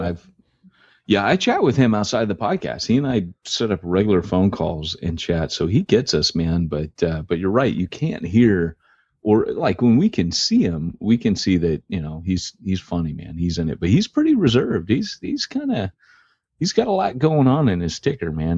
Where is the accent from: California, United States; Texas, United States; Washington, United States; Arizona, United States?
California, United States; I'm from California.